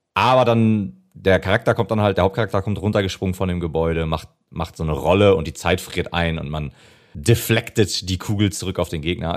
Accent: Germany; als Deutscher

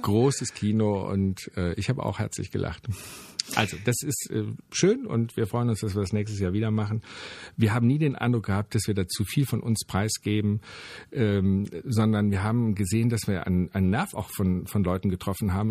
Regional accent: Wermelskirchen, North Rhine-Westphalia, Germany; bei uns in Wermelskirchen

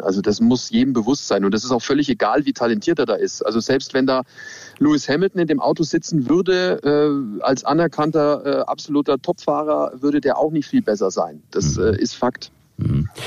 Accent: Nuremberg, Bavaria, Germany; ich komme aus Nürnberg und mein Opa, der hat mich immer mitgenommen an den Norrisring

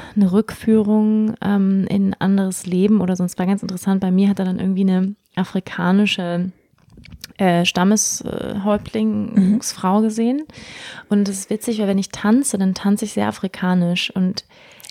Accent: Schleswig-Holstein, Germany; moved away; also born or lived in Bali; Ich bin in Schleswig-Holstein aufgewachsen

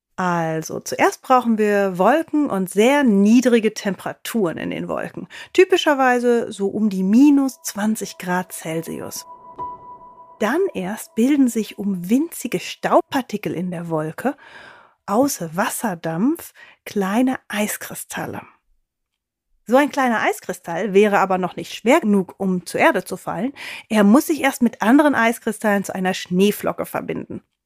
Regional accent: Germany; bei uns in Deutschland

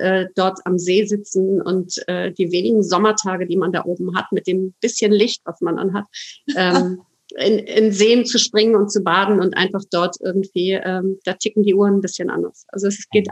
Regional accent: Plön Lake District, Schleswig-Holstein, Germany; moved away; Ich bin Norddeutsche

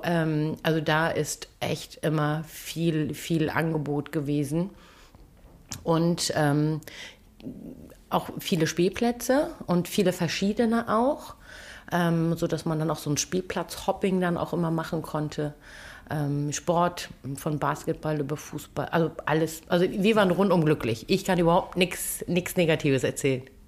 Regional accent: Kiel, Schleswig-Holstein, Germany; Ich bin gebürtige Kielerin und dann ist Heimat Schleswig-Holstein.

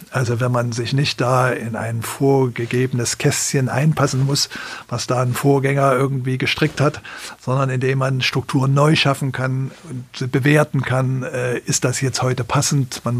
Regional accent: East Germany, Germany; Das ist natürlich interessant gewesen, wenn man als Ostdeutscher das dann aus einer vollkommen anderen Perspektive, in einem vollkommen anderen Kontext auch von Leuten, die das System hier nicht so kannten

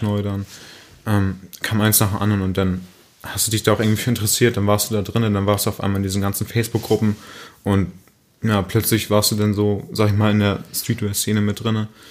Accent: Münster, North Rhine-Westphalia, Germany; Ich komme aus der Münster

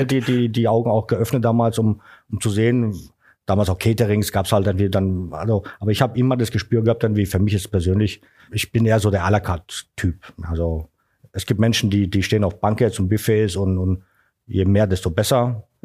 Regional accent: Karlsruhe, Baden-Württemberg, Germany; born there; dann bin ich Deutschland, nach Deutschland 1992 äh, gekommen nach Karlsruhe, ne, meine Geburtsstadt.

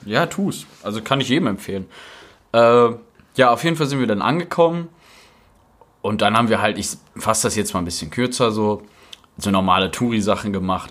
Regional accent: Germany; bei uns in Deutschland

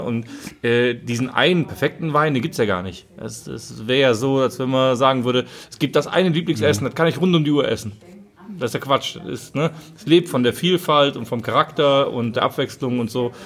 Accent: Rhineland-Palatinate, Germany; wir sind halt Rheinländer

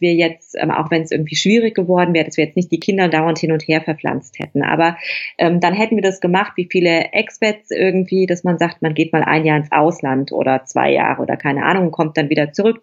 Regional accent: Germany; moved away as an adult; also born or lived in Rome / Tuscany; now in Italy; ich habe in der Stadt, in der ich, ähm, meine Praxis hatte, bin ich geboren. Ich bin in dem Krankenhaus geboren, in dem ich meine Facharztausbildung gemacht habe. Ich habe dort Abitur gemacht

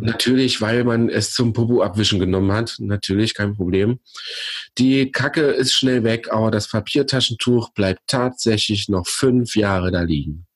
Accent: Germany; Ich komme aus der Eifel. Ich wohne quasi direkt am Westwall

